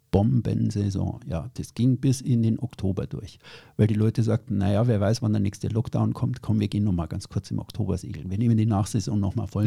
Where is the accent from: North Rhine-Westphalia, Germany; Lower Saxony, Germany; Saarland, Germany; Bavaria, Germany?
Bavaria, Germany; ich bin in Süddeutschland aufgewachsen, in Bayern